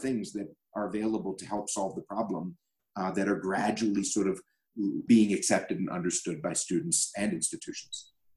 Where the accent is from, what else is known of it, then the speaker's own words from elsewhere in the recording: Baltimore, Maryland, United States; a publicly traded company based in my hometown of Baltimore